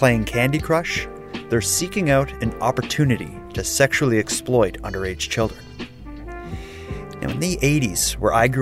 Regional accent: Halifax, Nova Scotia, Canada; my hometown here in Halifax

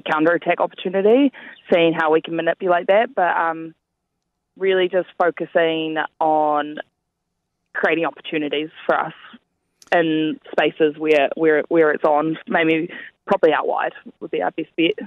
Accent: New Zealand; we're all over from New Zealand

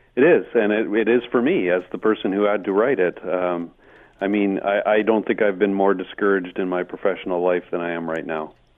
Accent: Hamilton, Ontario, Canada; I was born in Hamilton.

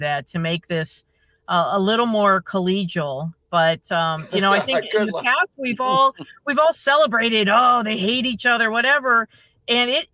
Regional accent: Ohio, United States; now in Michigan, United States; I grew up in Ohio

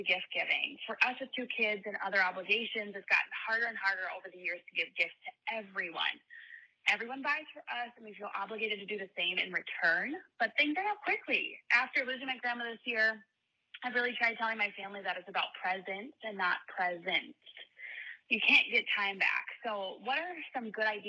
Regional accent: Minnesota, United States; I am from Minnesota

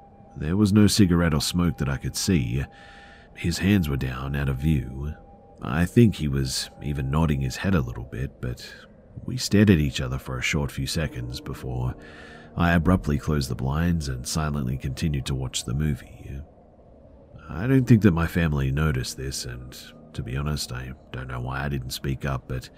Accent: California, United States; also born or lived in Atlanta, United States; So, I'm from California, but me and my family lived in Atlanta for about 2 years, from 15 to 17 years old.

